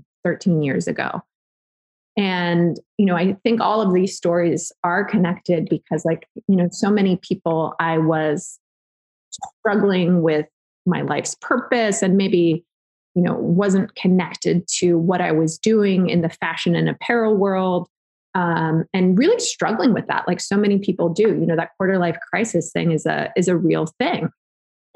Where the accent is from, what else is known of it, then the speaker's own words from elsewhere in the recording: Southern California, United States; moved away; I grew up in Southern California